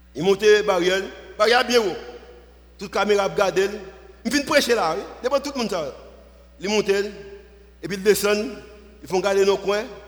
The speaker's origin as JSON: {"language": "French", "country": "Haiti", "said": "nous venons d'Haïti"}